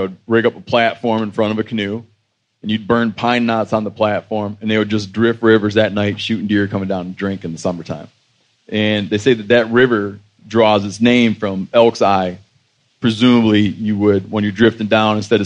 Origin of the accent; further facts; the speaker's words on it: Muskegon, Michigan, United States; I'm from Muskegon